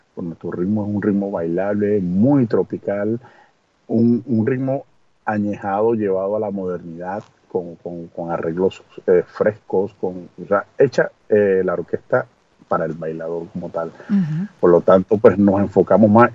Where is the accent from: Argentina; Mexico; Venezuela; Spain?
Venezuela; also born or lived in Villavicencio, Colombia; now in Oslo, Norway; yo soy venezolano